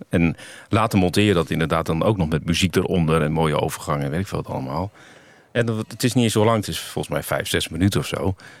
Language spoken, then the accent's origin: Dutch; Groningen, Netherlands; moved away; ik kom uit Groningen oorspronkelijk